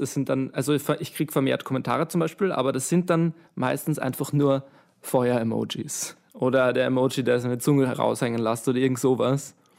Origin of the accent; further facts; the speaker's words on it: Vienna, Austria; ich bin aus Wien